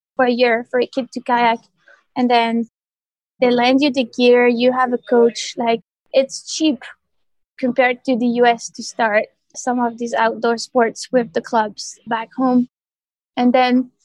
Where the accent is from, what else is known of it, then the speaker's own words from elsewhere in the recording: France; I grew up in the Alps in a small village called Le Villa Reginal.